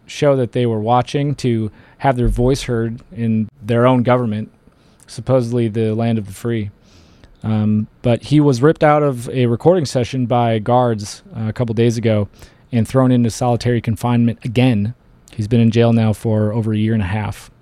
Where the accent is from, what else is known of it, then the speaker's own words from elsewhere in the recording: Detroit, Michigan, United States; moved away as an adult; now in Colorado, United States; I was born in Detroit. I grew up right around there